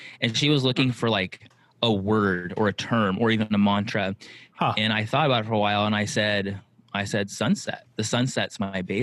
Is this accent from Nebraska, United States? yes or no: no; San Diego, California, United States; moved away as an adult; also born or lived in Brazil / Hawaii; now in Oahu, United States; Born and raised in San Diego.